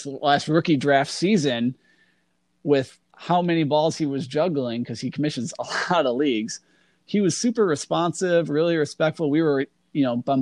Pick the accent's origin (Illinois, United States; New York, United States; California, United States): Illinois, United States; Northern; where I grew up in Northern Illinois